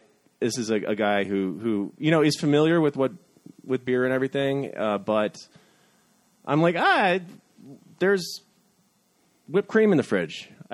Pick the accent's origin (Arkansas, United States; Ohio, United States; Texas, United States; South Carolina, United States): Ohio, United States; North Central; now in New York, United States; I'm from North Central Ohio. It's about an hour west of Cleveland, but it's once you get outside of Cuyahoga County, it gets rural very quickly.